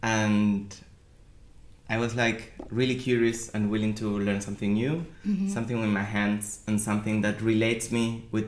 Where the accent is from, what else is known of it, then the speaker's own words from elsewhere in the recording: Argentina; moved away as an adult; now in Berlin, Germany; I'm originally from Argentina, but I've been living here in Berlin since almost 7 years.